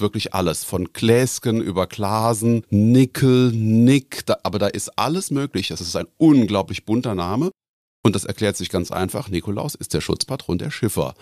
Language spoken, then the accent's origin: German; Koblenz, Rhineland-Palatinate, Germany; also born or lived in Bad Neuenahr; now in Ochtendung, Germany; bin geboren in Bad Neuenahr, also ein echter Rheinland-Pfälzer und bin in Koblenz zur Schule gegangen